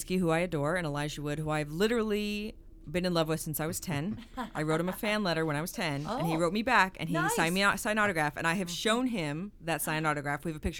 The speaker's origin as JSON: {"language": "English", "town": "Las Vegas", "region": "Nevada", "country": "United States", "tie": "born or raised there", "moved": "yes", "lives_now": "Los Angeles, United States", "said": "I grew up in Las Vegas where there's no Repertory Cinema."}